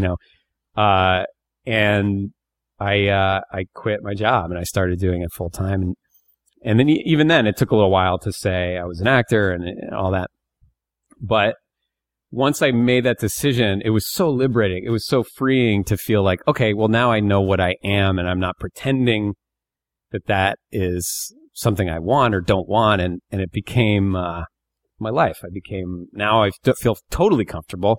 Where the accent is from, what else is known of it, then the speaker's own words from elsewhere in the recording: Bear Creek, Pennsylvania, United States; I was born in Northeast Pennsylvania, a town